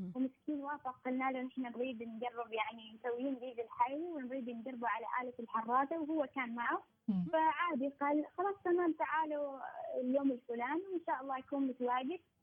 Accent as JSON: {"language": "Arabic", "country": "Oman", "said": "بلدنا عمان"}